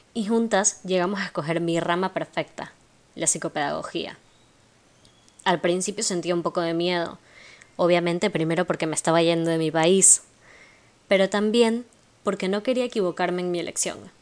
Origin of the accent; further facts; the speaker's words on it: Guayaquil, Guayas, Ecuador; also born or lived in Argentina; soy guayaquileña